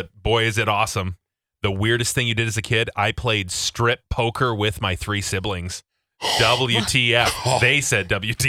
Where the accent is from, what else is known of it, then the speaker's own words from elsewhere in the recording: New Jersey, United States; My cousin grew up on a farm, but I grew up in Jersey.